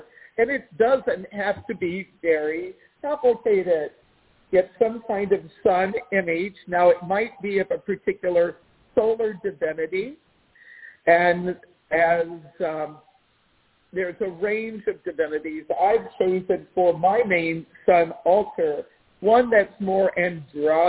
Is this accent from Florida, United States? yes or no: no; Washington, District of Columbia, United States; moved away; I grew up in the Washington, D.C. area